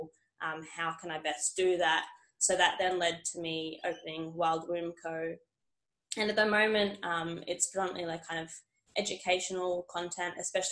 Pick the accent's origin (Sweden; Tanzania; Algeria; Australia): Australia; Perth, Western Australia; moved away as an adult; also born or lived in Esperance; now in Newcastle, Australia; I'm originally from Perth and moved over to New South Wales to get into the police force